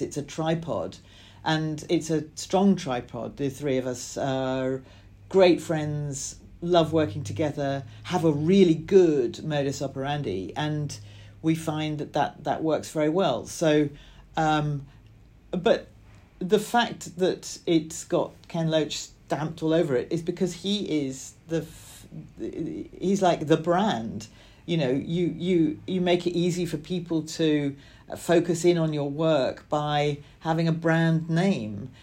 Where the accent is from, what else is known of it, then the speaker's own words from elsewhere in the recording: Scotland, United Kingdom; I grew up in Scotland in a, a small town